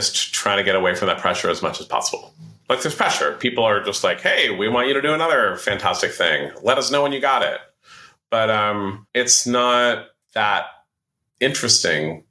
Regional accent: San Francisco, California, United States; also born or lived in New York; In 2000, my wife and I moved back to San Francisco from New York.

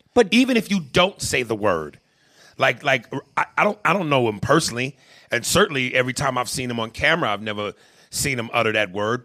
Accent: New York, United States; moved away; also born or lived in New Jersey; I grew up in a poor uh, place where there were a lot of other poor black people and Hispanics. Um, but I also didn't grow up like the Cosbys. I didn't grow up with a white picket fence and in the suburbs. You know, I later went into that as we moved away from New York and into Jersey

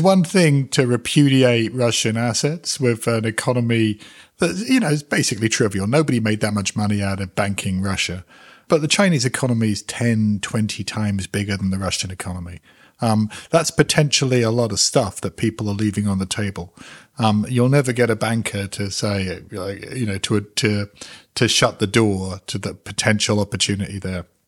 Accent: London, United Kingdom; also born or lived in West Indies; I'm a North Londoner

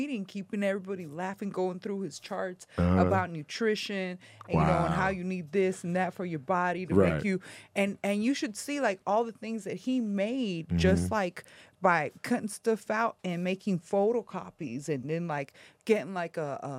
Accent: La Puente, California, United States; And then growing up in La Puente wasn't fun

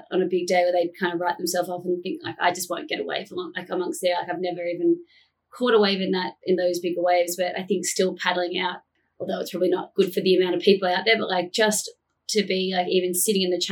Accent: Narrabeen, New South Wales, Australia; I'm from Narrabeen

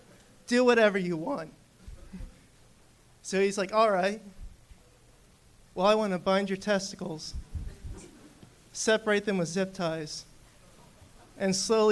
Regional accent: New Jersey, United States; New Jersey.

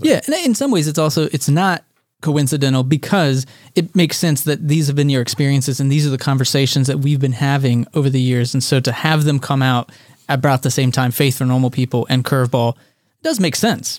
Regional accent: Texas, United States; I was born and raised in Texas

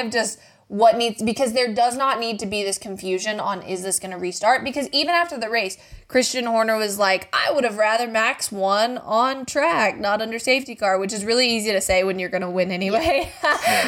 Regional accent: United States; I'm an American

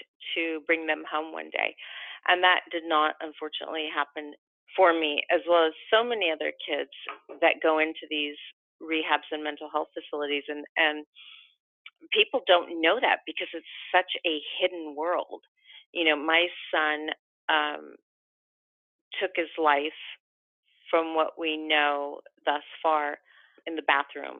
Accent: Los Angeles, California, United States; we're from Los Angeles

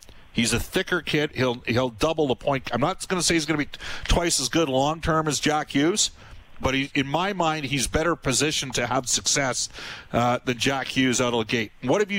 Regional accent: Western Canada, Canada; I'm from Western Canada

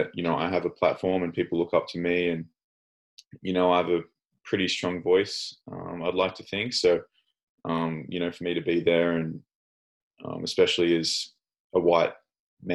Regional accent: rural Victoria, Australia; born or raised there; moved away as an adult; also born or lived in Durham, United States; now in Melbourne, Australia

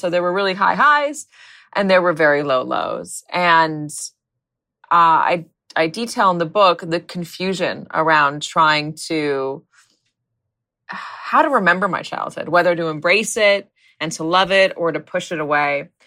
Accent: Los Angeles, California, United States; moved away; my hometown, the Palisades, which, which is a, it's a nice place. It's gotten extremely wealthy since I left

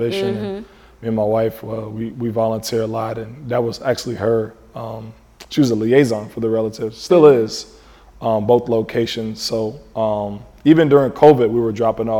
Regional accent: Maryland / D.C. area, United States; moved away; I'm from the Maryland area, D.C., Maryland area

